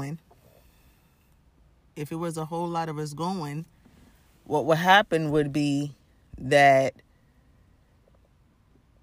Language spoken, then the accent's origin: English; United States; for being American